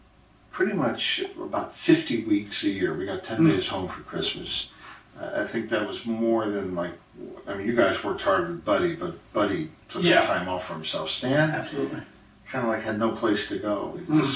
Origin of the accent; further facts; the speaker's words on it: New Jersey, United States; moved away; growing up in New Jersey